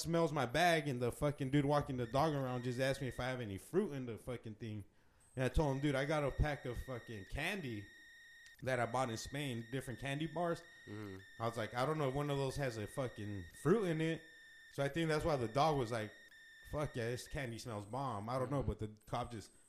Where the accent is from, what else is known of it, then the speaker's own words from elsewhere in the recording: Arizona, United States; we're from Arizona